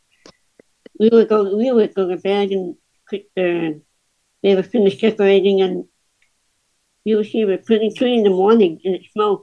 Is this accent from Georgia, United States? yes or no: no; Pleasantville, New Jersey, United States; moved away; also born or lived in Atlantic City, New Jersey; I was born in Atlantic City, and then I was raised in a small town of Pleasantville.